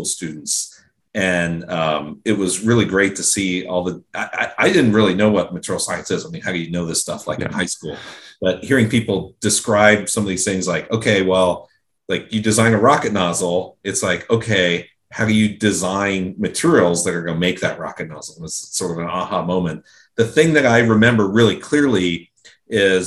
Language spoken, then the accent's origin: English; Pickerington, Ohio, United States; I was born and raised in Central Ohio, in a suburb of Columbus called Pickerington.